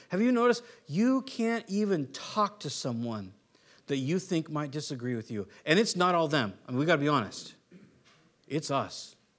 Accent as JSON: {"language": "English", "town": "San Diego", "region": "California", "country": "United States", "tie": "born or raised there", "also_born_or_lived": "San Luis Obispo, California / Warrenton", "moved": "yes", "said": "growing up in California"}